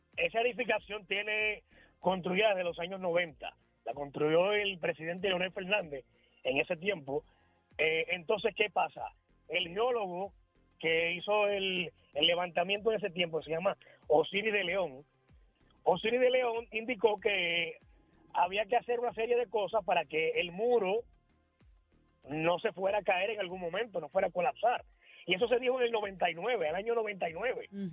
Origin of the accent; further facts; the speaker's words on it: Puerto Rico; moved away as an adult; now in Dominican Republic; Yo me fui en el 2004 de, de Puerto Rico